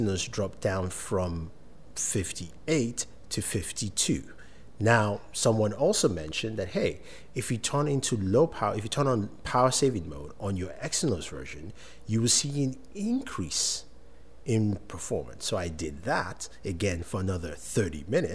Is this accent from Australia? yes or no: no; Nigeria; As a Nigerian